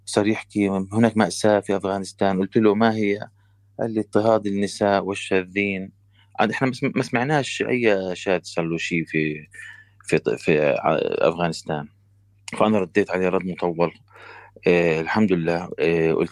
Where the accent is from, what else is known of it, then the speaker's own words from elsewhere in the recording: Palestine; now in Canada; انا فلسطيني في كندا